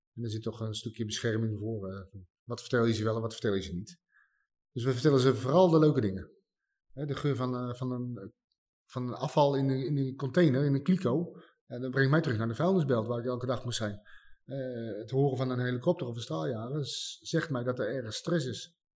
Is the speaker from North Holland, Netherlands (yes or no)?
no; Nieuwegein, Utrecht, Netherlands; Ik kom uit Nieuwegein